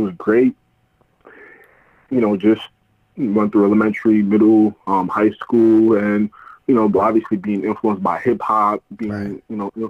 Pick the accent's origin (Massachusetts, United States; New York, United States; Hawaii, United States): New York, United States; New York City; also born or lived in Guinea; It was growing up in the Bronx and it's just the best. Growing up in New York City